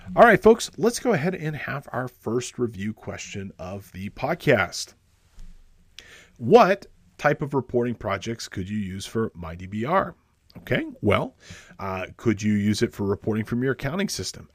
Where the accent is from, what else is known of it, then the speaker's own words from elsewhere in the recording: Los Angeles, California, United States; my hometown of Los Angeles